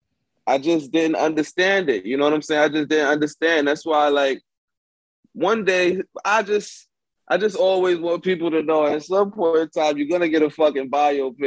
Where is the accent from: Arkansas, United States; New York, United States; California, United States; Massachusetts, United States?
New York, United States; New York City; growing up in Bed-Stuy, Brooklyn